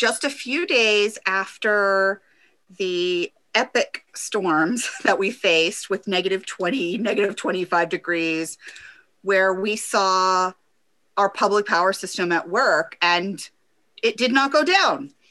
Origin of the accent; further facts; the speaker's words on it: Omaha, Nebraska, United States; now in Lincoln, United States; I am from Omaha.